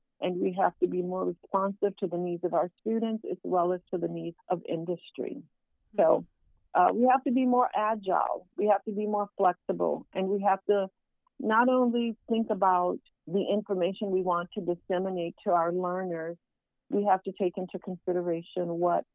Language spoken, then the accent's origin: English; Southwest Louisiana, United States; I'm from Southwest Louisiana, where we have Zydeco music